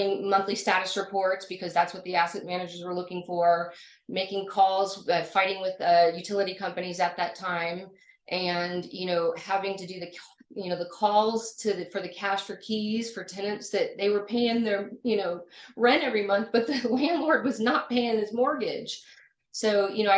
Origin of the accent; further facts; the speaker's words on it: Florida, United States; moved away as an adult; also born or lived in North Carolina / New Orleans; I grew up in Florida